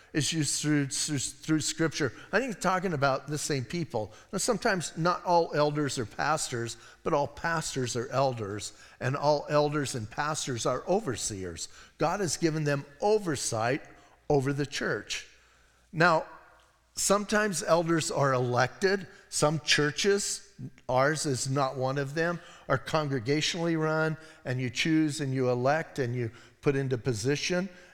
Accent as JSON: {"language": "English", "region": "Arizona", "country": "United States", "said": "We're from Arizona"}